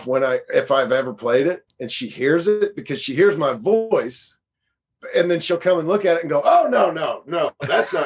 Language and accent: English; Indiana, United States; also born or lived in Los Angeles, United States / Chicago, United States; I grew up here, and I went to college in Indiana